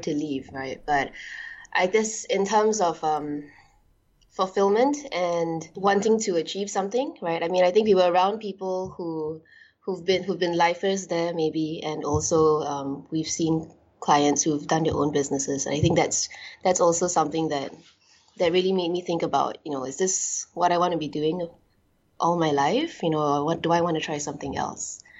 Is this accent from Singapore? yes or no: yes; Singapore; also born or lived in New York, United States; I was born and bred in Singapore, and then I went overseas to New York to do my university